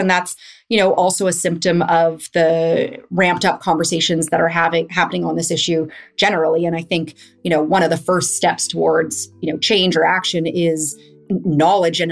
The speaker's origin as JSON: {"language": "English", "town": "Winnipeg", "region": "Manitoba", "country": "Canada", "said": "I'm also from Winnipeg."}